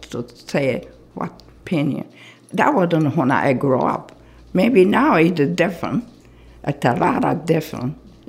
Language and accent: English; Kyoto, Japan; born or raised there; English is a second language; moved away